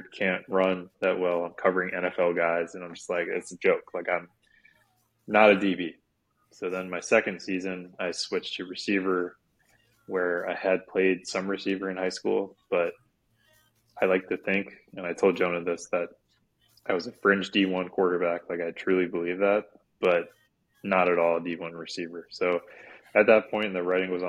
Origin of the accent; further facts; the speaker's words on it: Sarasota, Florida, United States; moved away as an adult; also born or lived in Virginia; I'm from Sarasota, Florida, which is an hour south of Tampa, so the Gulf Coast of Florida, and lived there most of my life growing up